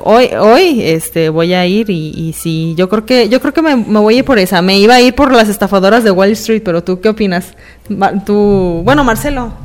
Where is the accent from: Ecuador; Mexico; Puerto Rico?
Mexico; soy mexicana